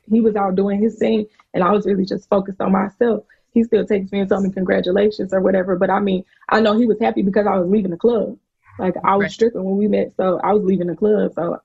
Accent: South Carolina, United States; I'm from South Carolina

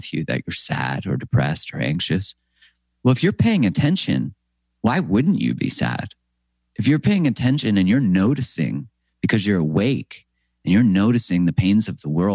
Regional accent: Canada; I'm from Canada

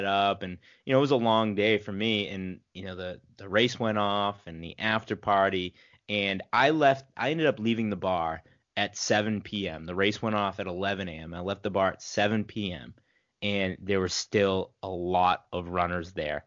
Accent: New England, United States; we're from New England. You know, we grew up running in cold winters

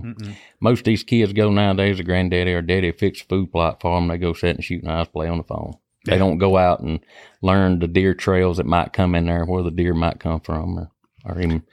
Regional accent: Stringer, Mississippi, United States; I grew up in South Jasper County, which is Stringer, Mississippi. Grew up hunting.

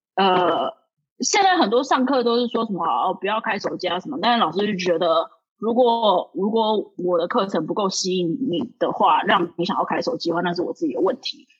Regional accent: Taiwan; moved away as an adult; now in New York, United States; 我是台湾人

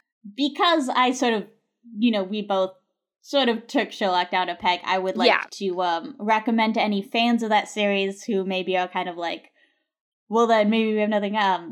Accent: United States; me coming in as an American

